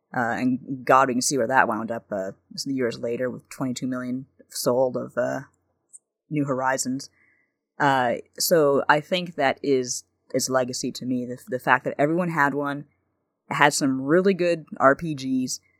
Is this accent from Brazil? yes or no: no; Canada; being Canadian